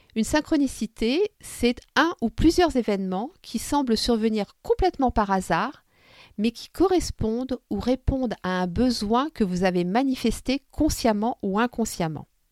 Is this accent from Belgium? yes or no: no; Tunisia; moved away; repartir chez moi en Tunisie